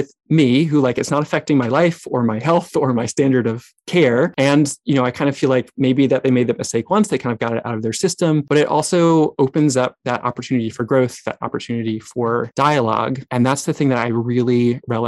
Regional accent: North Carolina, United States; also born or lived in California; I was born in California, although I lived most of my childhood in North Carolina, but kind of did some going back and forth

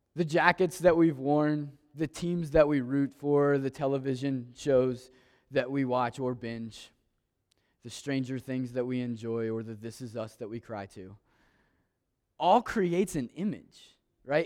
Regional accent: Maysville, Kentucky, United States; Growing up in Maysville, Kentucky, I ask that question a lot. Why was I born in Maysville?

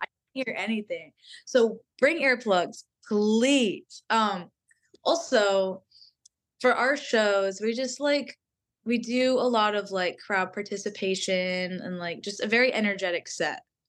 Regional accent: Texas, United States; I'm from Texas

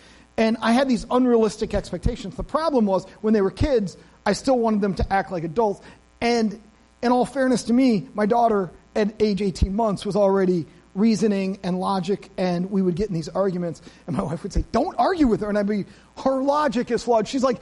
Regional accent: United States; I am an American.

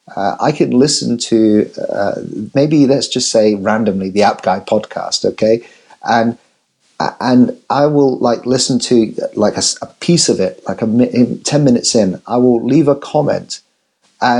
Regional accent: England, United Kingdom; I'm English

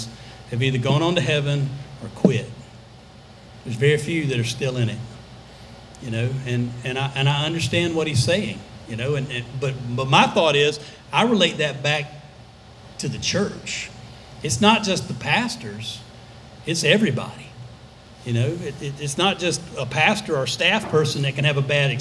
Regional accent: Alabama, United States; I grew up in Alabama

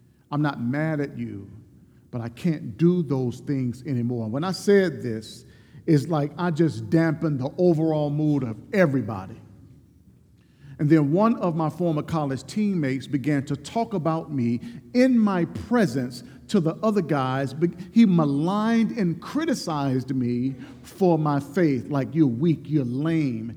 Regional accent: Mobile, Alabama, United States; a local housing project in my hometown of Mobile, Alabama

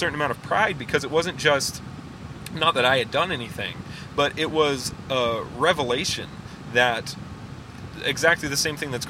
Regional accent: United States; I'm not British, I'm American.

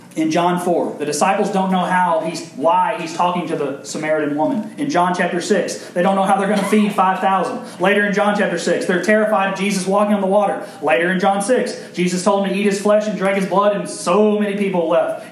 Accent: Owensboro, Kentucky, United States; There's a local hero in my hometown. There's only like five people that are famous from Owensboro, Kentucky

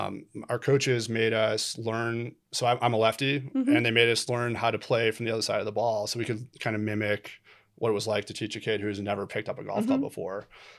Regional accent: Illinois, United States; I grew up outside Chicago, actually. So, you had cornfields and he lived in Wisconsin.

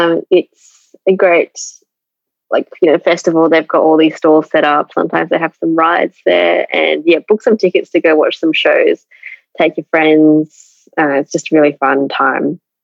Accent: Adelaide, South Australia, Australia; So I was in Adelaide my whole life.

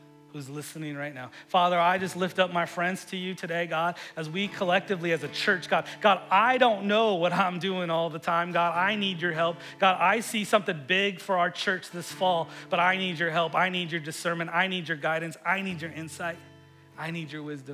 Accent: United States

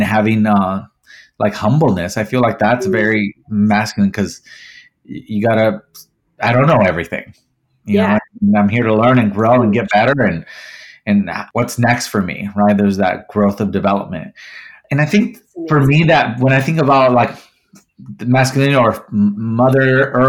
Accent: Mexico; growing up, I grew up in Mexico

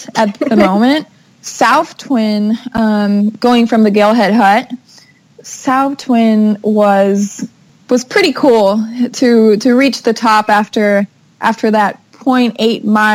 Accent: Puerto Rico; moved away as an adult; now in Virginia, United States; I live in Virginia, but I'm originally from Puerto Rico. I moved to the States about 2.5 years ago.

